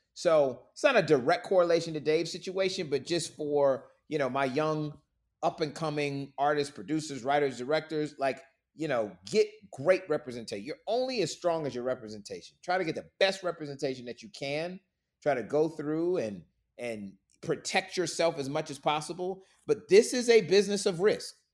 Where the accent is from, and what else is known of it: Florida, United States; moved away as an adult; now in Atlanta, United States